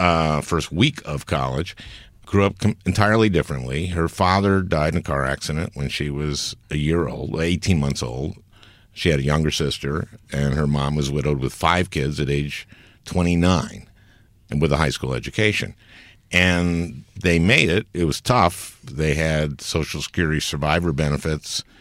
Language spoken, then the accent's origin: English; St. Louis Park, Minnesota, United States; I'm a Democrat is that I grew up in St. Louis Park, Minnesota